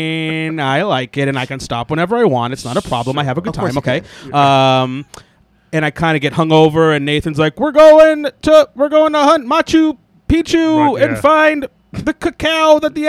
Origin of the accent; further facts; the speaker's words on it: Secaucus, New Jersey, United States; We grew up in Secaucus, New Jersey.